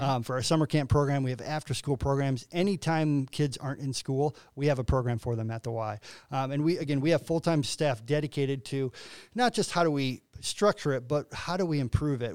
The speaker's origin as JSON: {"language": "English", "town": "LaSalle", "region": "Illinois", "country": "United States", "tie": "born or raised there", "moved": "yes", "lives_now": "Quincy, United States", "said": "I'm originally from LaSalle, Peru, um, north of Bloomington, um, probably about an hour north of Bloomington"}